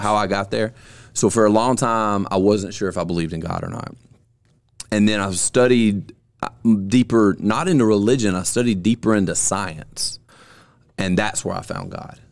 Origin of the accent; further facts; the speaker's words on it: Alabama, United States; born and raised in Alabama